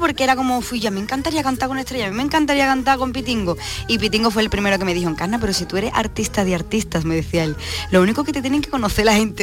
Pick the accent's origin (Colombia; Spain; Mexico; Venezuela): Spain; Cádiz, Andalusia; yo como gaditana y que vengo de un flamenco tradicional